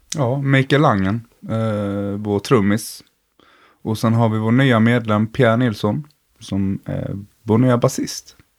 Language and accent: Swedish; Blekinge, Sweden; jag kom från Blekinge